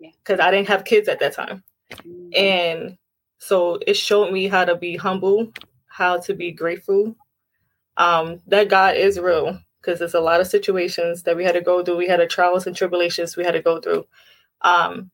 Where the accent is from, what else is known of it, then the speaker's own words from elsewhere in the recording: New York City, New York, United States; now in Long Island, United States; I'm originally from Brooklyn, New York